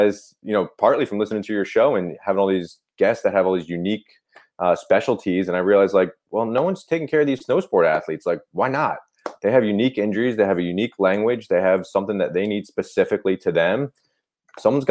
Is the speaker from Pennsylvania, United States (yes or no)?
yes; Milford, Pennsylvania, United States; now in Burlington, United States; I'm actually from Northeast Pennsylvania